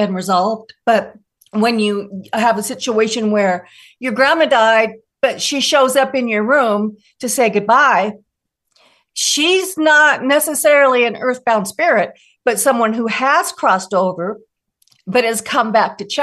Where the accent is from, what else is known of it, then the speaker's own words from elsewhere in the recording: Des Moines, Washington, United States; I grew up in Des Moines, Washington, and my house was on Puget Sound.